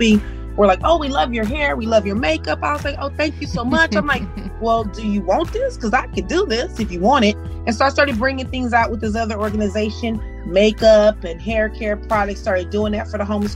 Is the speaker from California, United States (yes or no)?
yes; Compton, California, United States; also born or lived in Long Beach, California; I grew up in Compton my whole life, born and raised out in that area.